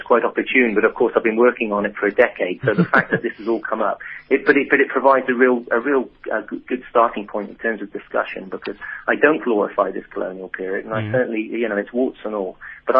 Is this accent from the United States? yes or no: no; England, United Kingdom; it took me as an Englishman 100 years later to come along and write this incredible story.